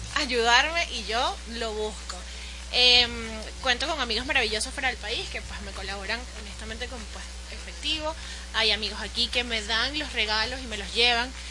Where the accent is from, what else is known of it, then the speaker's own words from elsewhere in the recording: Guatire, Miranda, Venezuela; also born or lived in Caracas; Guatir es mi pueblito